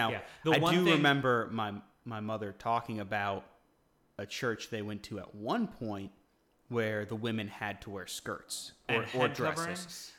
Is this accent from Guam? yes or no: yes; Guam; moved away; we grew up on Guam.